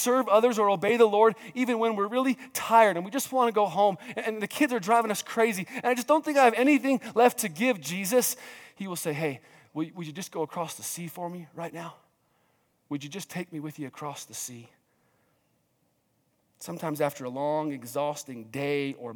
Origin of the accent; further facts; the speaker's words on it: New Mexico, United States; growing up in New Mexico